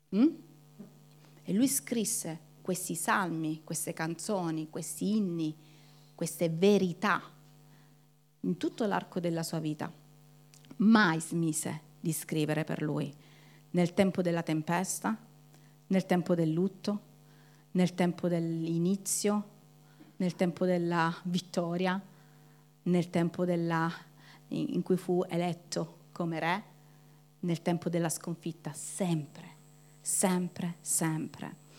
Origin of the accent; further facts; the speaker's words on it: Calabria, Italy; noi come calabresi